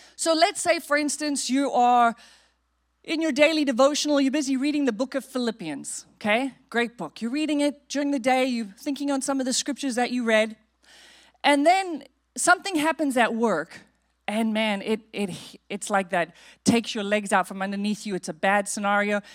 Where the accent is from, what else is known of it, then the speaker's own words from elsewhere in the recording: South Africa; now in United States; we grew up in South Africa